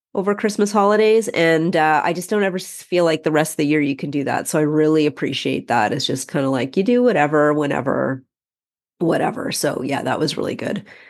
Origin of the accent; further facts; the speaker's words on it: Canada; we're Canadian